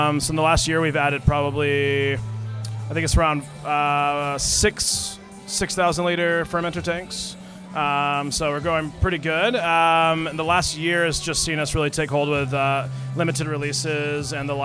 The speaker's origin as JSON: {"language": "English", "country": "United States", "moved": "yes", "lives_now": "Australia"}